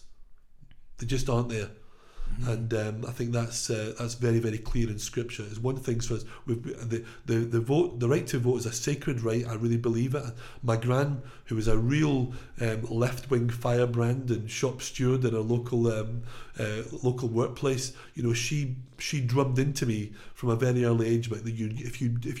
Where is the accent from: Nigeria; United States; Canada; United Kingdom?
United Kingdom; Glasgow, Scotland; now in England, United Kingdom; I come from Scotland, from Glasgow, from a working class, Labour voting background